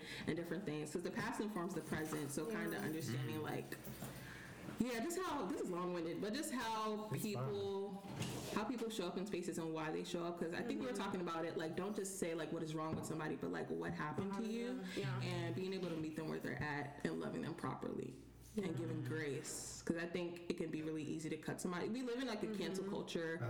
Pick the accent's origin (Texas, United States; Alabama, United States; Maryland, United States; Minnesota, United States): Maryland, United States; moved away as an adult; now in Georgia, United States; I'm from Maryland